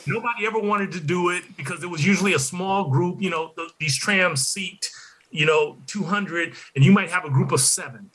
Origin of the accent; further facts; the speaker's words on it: Detroit, Michigan, United States; I grew up in Detroit